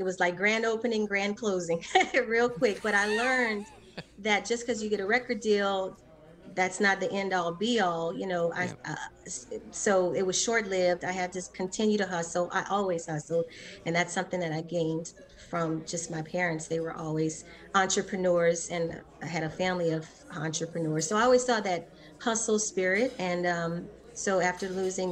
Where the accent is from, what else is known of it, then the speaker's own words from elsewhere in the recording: Lafayette, United States; also born or lived in Los Angeles, California; I was born and raised here in Lafayette, and I moved to go to college at Occidental College in Los Angeles